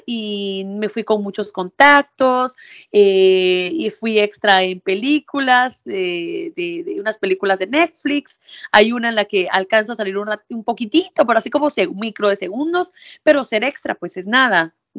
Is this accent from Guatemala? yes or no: yes; Villa Nueva, Guatemala Department, Guatemala; moved away as an adult; also born or lived in Quiché; now in New York, United States; Yo soy de Guate, ¿verdad? Eh, crecí en Villanueva, pero mi familia es de un municipio del Quiché